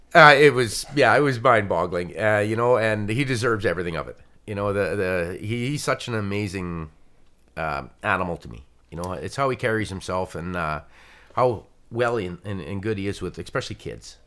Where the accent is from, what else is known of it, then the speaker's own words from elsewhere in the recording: Atikokan, Ontario, Canada; I'm from Atticoken, Ontario